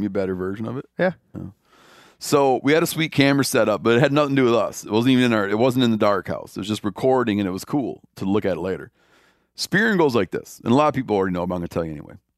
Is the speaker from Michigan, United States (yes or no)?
yes; Michigan, United States; moved away; I grew up in Michigan, at first for most of my life that I lived there